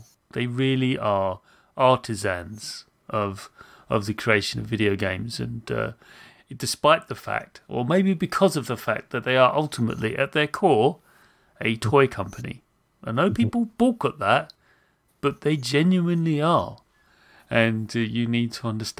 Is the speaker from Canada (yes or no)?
no; United Kingdom; I'm British